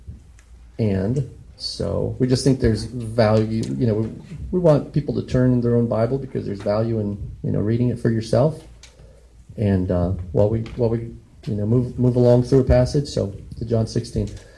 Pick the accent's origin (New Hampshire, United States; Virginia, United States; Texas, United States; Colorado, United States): Colorado, United States; moved away; And so I'm from Colorado, and there were a couple of times when I was like in middle school and high school where we thought, hey, we lived across the street from a cattle rancher